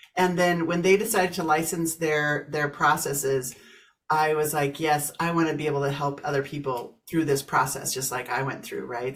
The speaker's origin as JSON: {"language": "English", "region": "Kansas", "country": "United States", "tie": "born or raised there", "moved": "as an adult", "lives_now": "Colorado, United States", "said": "I grew up in Kansas, moved to Colorado about 30 years ago"}